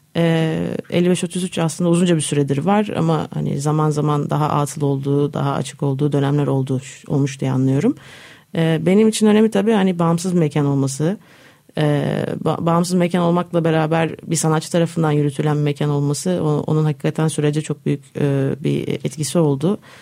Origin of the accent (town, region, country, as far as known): Istanbul, Turkey; born or raised there; also born or lived in Netherlands